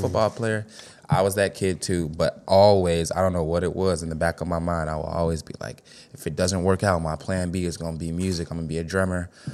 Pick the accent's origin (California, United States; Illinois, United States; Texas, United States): Illinois, United States; Chicago; West Side for sure